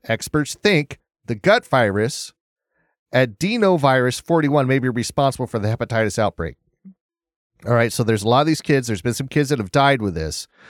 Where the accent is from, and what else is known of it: United States